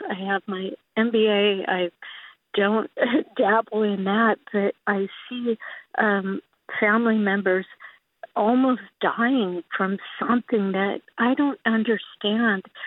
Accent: Imperial Beach, California, United States; also born or lived in San Anselmo; now in San Rafael, United States; I grew up in Imperial Beach

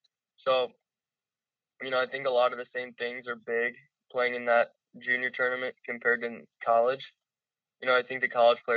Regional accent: Loveland, Ohio, United States; I grew up in Loveland.

